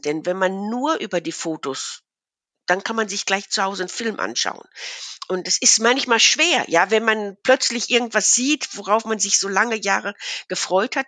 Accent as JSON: {"language": "German", "area": "Ruhr area", "region": "North Rhine-Westphalia", "country": "Germany", "tie": "born or raised there", "moved": "as an adult", "lives_now": "Münsterland, Germany", "said": "aufgewachsen bin ich im Ruhrgebiet"}